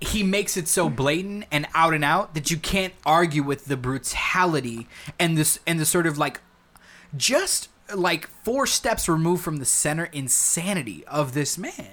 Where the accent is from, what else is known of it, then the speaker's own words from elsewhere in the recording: United States; as an American